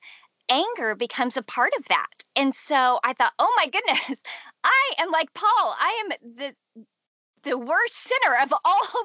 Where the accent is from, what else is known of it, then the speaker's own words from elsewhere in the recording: Houston, Texas, United States; I grew up in Houston, Texas